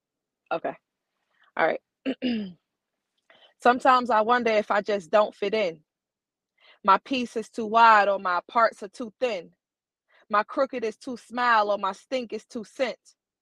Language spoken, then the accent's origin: English; Chattanooga, Tennessee, United States; now in Memphis, United States; I'm originally from Chattanooga, Tennessee, but I live here in Memphis, Tennessee.